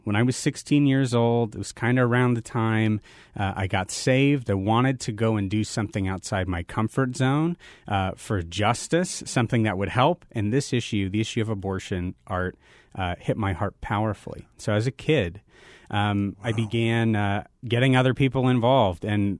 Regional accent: Phoenix, Arizona, United States; You know, I'm a native Phoenician, so I grew up in Phoenix, Arizona. I'm one of the few proud sports fans, long-suffering sports fans.

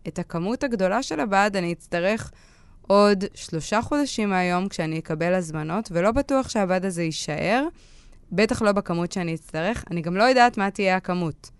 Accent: Northern District, Israel; כשהייתי בת 15, אני מצפון הארץ ואין הרבה מה לעשות שם

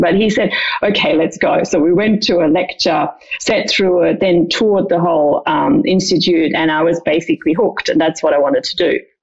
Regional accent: Dreieich, Hesse, Germany; I grew up in just outside Frankfurt in a smallish town about 15 minutes outside called Dreieich.

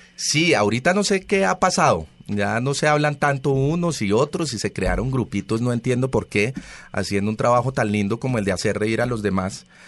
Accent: Colombia; nos debemos unir como país y como colombianos

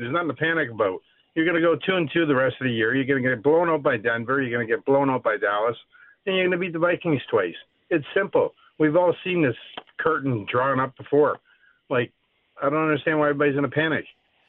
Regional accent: Canada; I'm from Canada

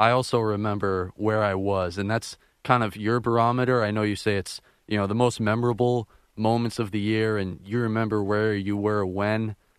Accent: Boston, Massachusetts, United States; moved away as an adult; also born or lived in Milwaukee; I come from Boston, where I've been growing up to Fenway all my life

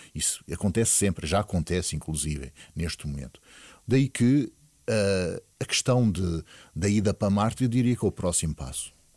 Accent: Portugal; nós, como portugueses

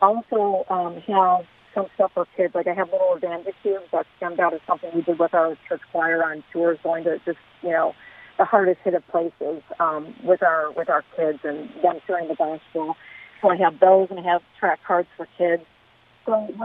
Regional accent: Chicago, Illinois, United States; moved away as an adult; also born or lived in Southern California; now in Vista, United States; I'm from Chicago

